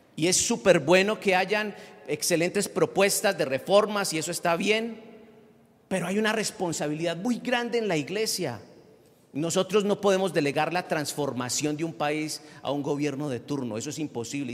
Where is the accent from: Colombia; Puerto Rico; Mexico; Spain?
Colombia; nosotros como colombianos